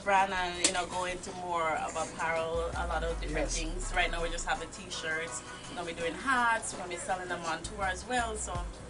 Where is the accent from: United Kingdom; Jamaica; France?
Jamaica; Kingston; now in United States; Of both worlds, from when I was born and grew in Kingston, Jamaica, to now living in the States.